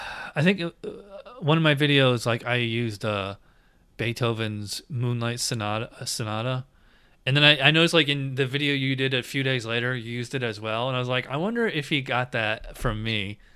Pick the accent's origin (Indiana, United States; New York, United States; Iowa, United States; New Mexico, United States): New York, United States; Schenectady; now in Florida, United States; I'm originally from upstate New York. I'm originally from Schenectady.